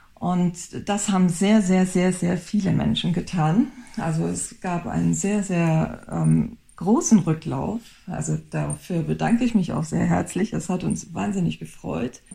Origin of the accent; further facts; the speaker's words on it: Baden-Württemberg, Germany; now in Düsseldorf, Germany; ich komme aus Südbaden